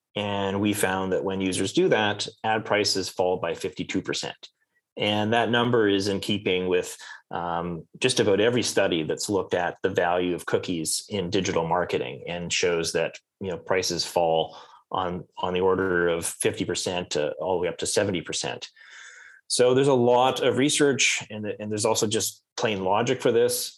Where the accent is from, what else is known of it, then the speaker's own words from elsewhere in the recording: Canada; I'm Canadian.